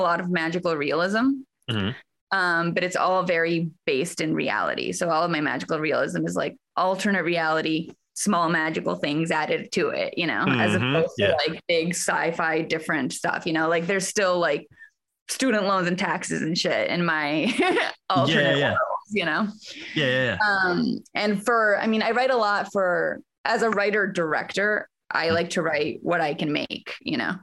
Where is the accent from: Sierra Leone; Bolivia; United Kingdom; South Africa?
Bolivia; moved away as an adult; also born or lived in Austin, United States; I am originally from Bolivia, and I moved to Austin first to study theater.